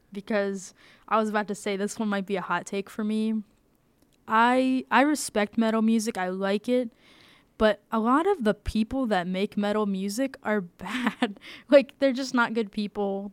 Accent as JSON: {"language": "English", "region": "the South", "country": "United States", "tie": "born or raised there", "moved": "yes", "said": "I grew up in the South"}